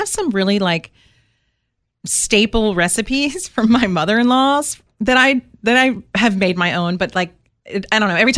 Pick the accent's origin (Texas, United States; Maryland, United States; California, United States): Maryland, United States; outside D.C.; now in Savannah, United States; I was born in Maryland. That's right. Yeah, outside of D.C.